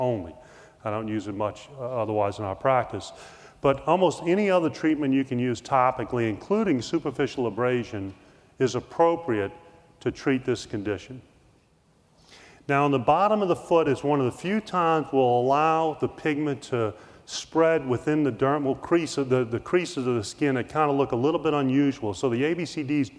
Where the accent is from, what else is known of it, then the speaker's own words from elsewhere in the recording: New Orleans, Louisiana, United States; I grew up in New Orleans